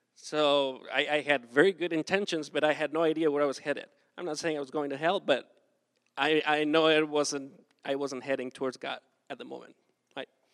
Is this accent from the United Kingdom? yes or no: no; Acapulco, Guerrero, Mexico; moved away as an adult; I am from Mexico. I grew up in South Mexico, Acapulco, that is like super hot.